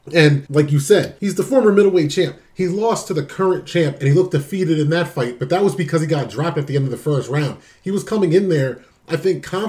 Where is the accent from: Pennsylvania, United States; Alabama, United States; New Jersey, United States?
New Jersey, United States; my home state of New Jersey